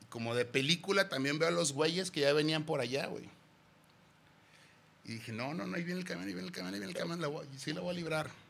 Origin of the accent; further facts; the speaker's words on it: Guadalajara, Jalisco, Mexico; Sí, güey, nacimos aquí en Guadalajara, mi carnal y yo. Orgullosamente tapatíos.